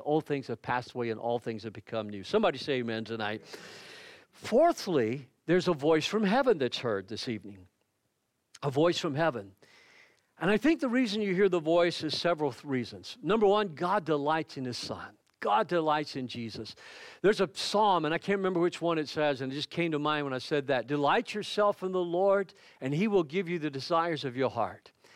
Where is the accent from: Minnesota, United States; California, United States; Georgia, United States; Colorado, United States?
Georgia, United States; near Lizella; moved away; also born or lived in south of Hahira, Georgia; Lizelle is a small little town that's right outside of my hometown where my mother lives